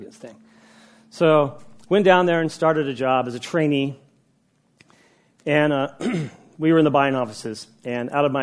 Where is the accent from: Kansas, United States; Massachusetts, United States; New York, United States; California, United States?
California, United States; Woodland; moved away; also born or lived in Huntington Beach; I grew up in Woodland